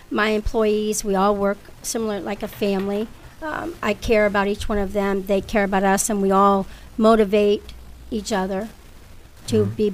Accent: Lordstown, Ohio, United States; moved away; I'm seven kids, and we grew up in a trailer in mm-hmm. Lordstown, Ohio.

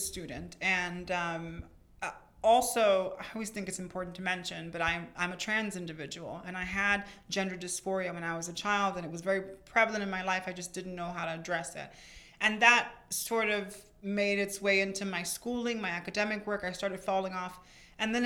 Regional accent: Miami, Florida, United States; I was born and raised here in Miami.

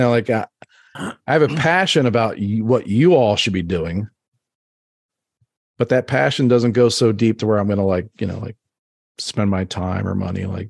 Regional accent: Baltimore, Maryland, United States; now in Texas, United States; I was like growing up in Baltimore. would have never imagined to be a Texan.

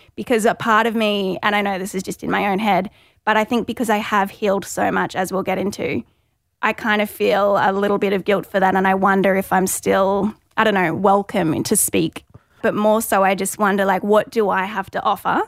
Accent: Gold Coast, Queensland, Australia; I'm from the Goldie, twenty-seven years old

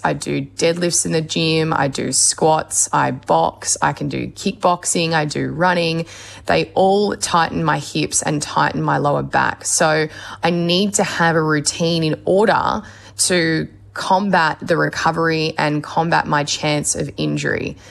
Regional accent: Australia

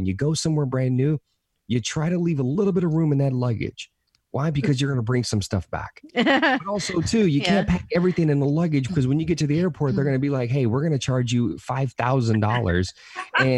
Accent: the South, United States; Hispanic kid, growing up, born and raised in the South

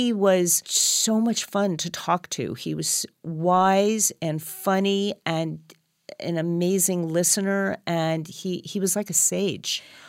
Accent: Los Angeles, California, United States; born there; And then 3.5 years later, I was born here in Los Angeles.

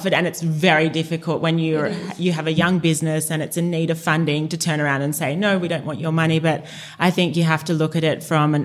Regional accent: Sydney, New South Wales, Australia; we're two girls from Bondi

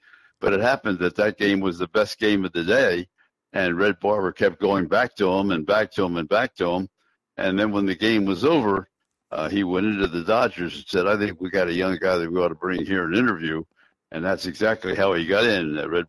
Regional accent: New York, United States; Yeah, I'll tell you, it was great, and you're exactly right. I did. I grew up with the opportunity to see him or hear him

